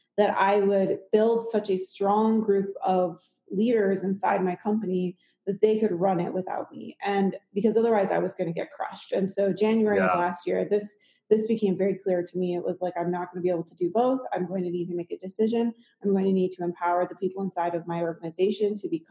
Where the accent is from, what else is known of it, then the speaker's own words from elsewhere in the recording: Midwest, United States; now in Colorado, United States; I grew up in the Midwest